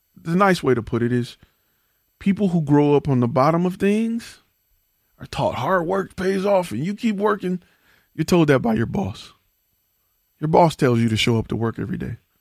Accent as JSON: {"language": "English", "town": "Detroit", "region": "Michigan", "country": "United States", "said": "I come from Detroit"}